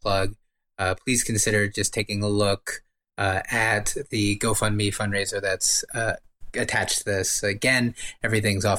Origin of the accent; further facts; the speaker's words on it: United States; as an American